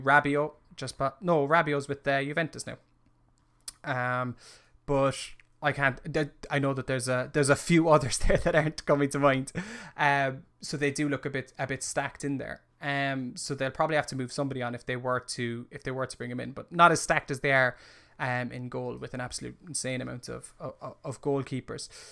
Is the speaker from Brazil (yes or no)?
no; Ireland; as an Irishman